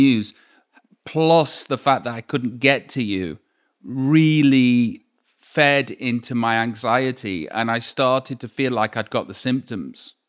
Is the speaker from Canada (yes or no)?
no; Stoke-on-Trent, West Midlands, United Kingdom; moved away; I am from Stoke on Trent